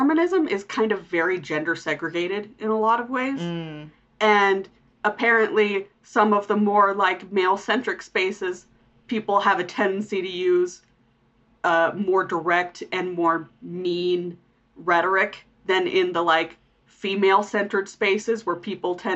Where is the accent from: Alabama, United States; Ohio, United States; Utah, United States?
Utah, United States; growing up in Utah